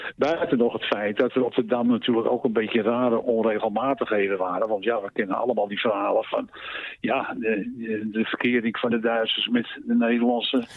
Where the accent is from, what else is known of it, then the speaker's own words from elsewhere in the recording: Amsterdam, North Holland, Netherlands; also born or lived in Maastricht; Ik ben destijds geboren in Maastricht, maar opgegroeid in Amsterdam